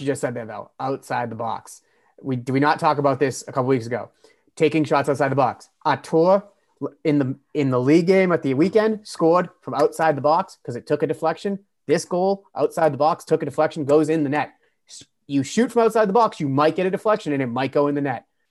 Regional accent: United States; as an American fan

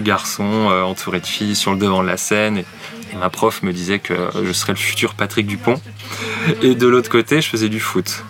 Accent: Nancy, Grand Est, France; J'ai grandi à Nancy

